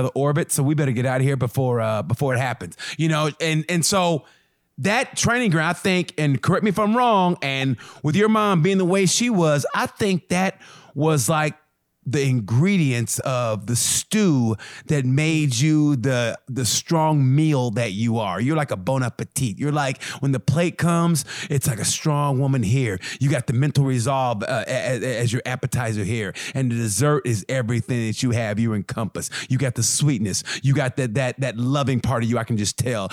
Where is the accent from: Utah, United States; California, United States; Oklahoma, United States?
Oklahoma, United States; Muskogee; moved away; I grew up in Muskogee